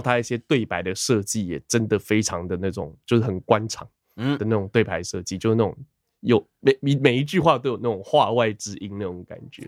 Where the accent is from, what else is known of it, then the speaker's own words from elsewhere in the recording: Taiwan; 身为一个台湾人